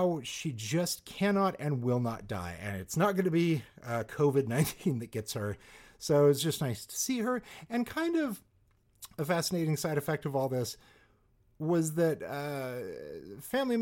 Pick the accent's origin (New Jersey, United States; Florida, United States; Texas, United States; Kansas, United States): Kansas, United States; Salina; moved away; my hometown of Salina, Kansas.